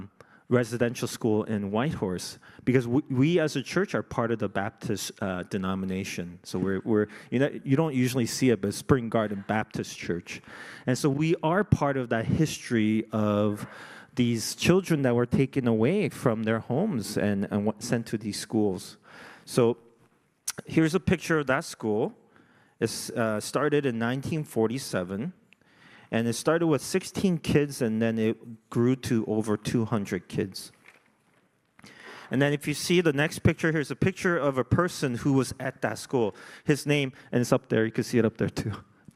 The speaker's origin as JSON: {"language": "English", "country": "South Korea", "lives_now": "Canada", "said": "I wasn't born in Canada, right? I came from Korea."}